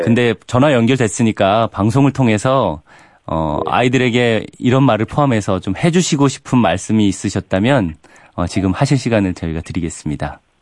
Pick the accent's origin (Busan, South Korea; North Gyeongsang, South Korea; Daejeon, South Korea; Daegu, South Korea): Daejeon, South Korea; 저도 대전 사람이라